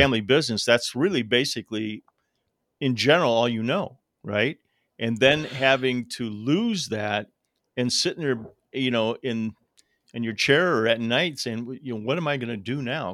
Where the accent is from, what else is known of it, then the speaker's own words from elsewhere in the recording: Toledo, Ohio, United States; I grew up around Toledo